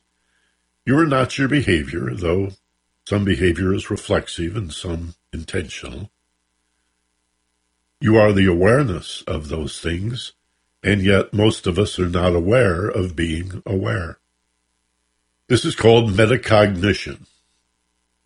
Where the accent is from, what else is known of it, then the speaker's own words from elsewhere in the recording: Michigan, United States; now in Los Angeles, United States; growing up in Michigan